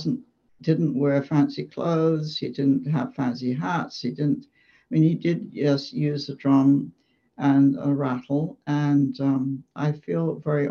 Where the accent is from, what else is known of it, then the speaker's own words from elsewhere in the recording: England, United Kingdom; moved away as an adult; now in United States; I grew up in England.